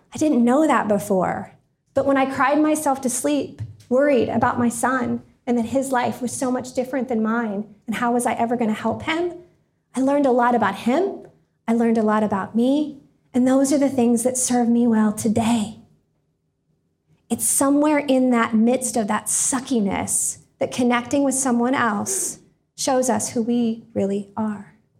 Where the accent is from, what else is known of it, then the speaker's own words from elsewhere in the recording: Indiana, United States; also born or lived in Florida; I was moving from Florida to Indiana, back to Indiana. I'd been living down there